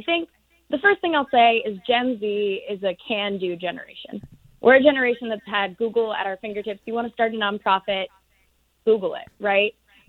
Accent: Tucson, Arizona, United States; moved away as an adult; also born or lived in New York; I was born and raised in Tucson, Arizona.

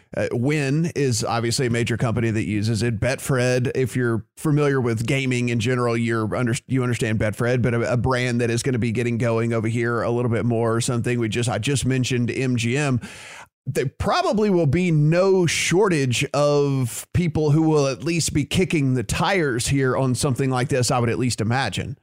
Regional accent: Louisiana, United States; my home state of Louisiana

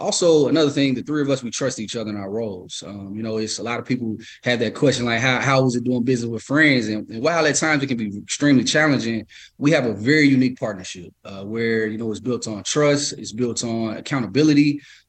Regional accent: the South, United States; I mean, we grew up on, you know, being some guys from the South.

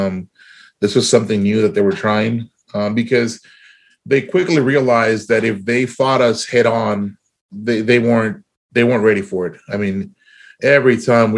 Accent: South Texas, United States; We grew up in South Texas.

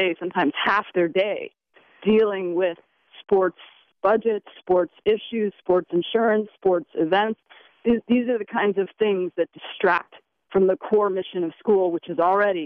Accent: United States; we as American parents

